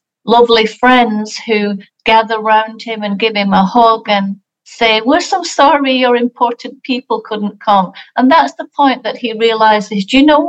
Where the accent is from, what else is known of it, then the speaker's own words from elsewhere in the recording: England, United Kingdom; moved away; I'm from England, and so we don't celebrate Thanksgiving in England